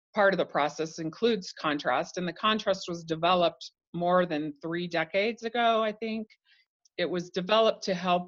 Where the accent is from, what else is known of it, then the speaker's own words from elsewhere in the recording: Idaho, United States; I grew up in Idaho